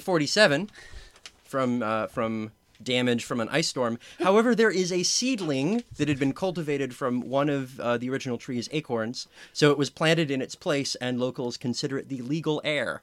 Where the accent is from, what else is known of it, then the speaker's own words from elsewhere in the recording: Southern California, United States; I am from Southern California